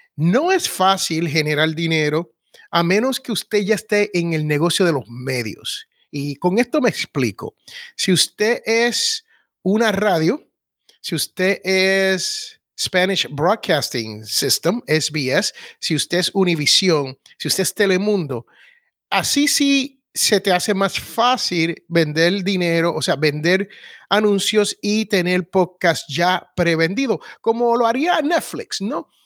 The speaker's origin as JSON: {"language": "Spanish", "country": "Puerto Rico"}